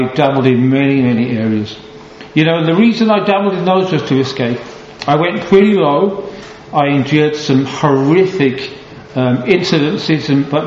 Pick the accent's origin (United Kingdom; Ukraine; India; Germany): United Kingdom; Halesowen, West Midlands; also born or lived in Bromsgrove; I was born in Bromsgrove 53 years ago on Thursday, and I was raised in Hales Owen. So technically I'm a black country boy